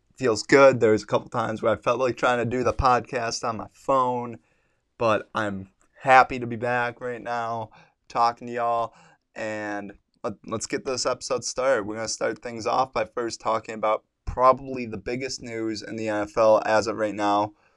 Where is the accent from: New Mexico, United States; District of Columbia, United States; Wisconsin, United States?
Wisconsin, United States; I'm from Wisconsin